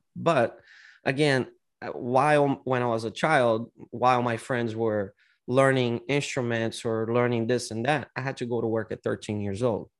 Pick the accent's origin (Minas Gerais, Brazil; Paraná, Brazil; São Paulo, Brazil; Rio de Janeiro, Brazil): São Paulo, Brazil; São Paulo.